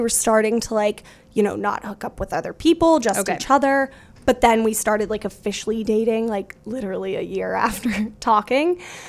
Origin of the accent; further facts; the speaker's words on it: Winter Haven, Florida, United States; I grew up like in Florida, in Winter Haven, Florida, outside of Orlando.